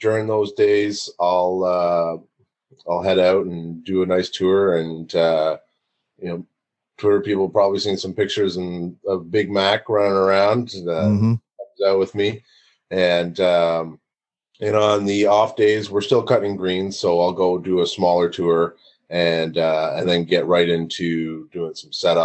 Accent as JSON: {"language": "English", "town": "Oakville", "region": "Ontario", "country": "Canada", "tie": "born or raised there", "said": "my hometown of Oakville"}